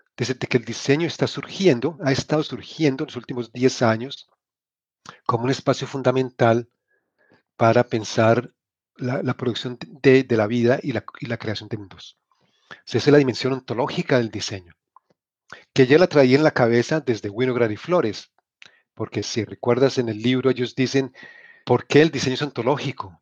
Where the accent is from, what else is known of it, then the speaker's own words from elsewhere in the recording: Cali, Valle del Cauca, Colombia; moved away as an adult; also born or lived in Manizales, Colombia; now in United States; nací en Colombia, crecí en Colombia, nací en Manizales, crecí en Cali.